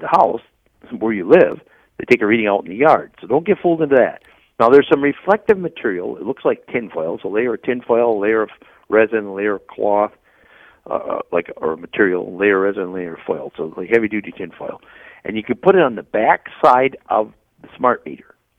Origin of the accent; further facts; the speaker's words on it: Wisconsin, United States; I'm from Wisconsin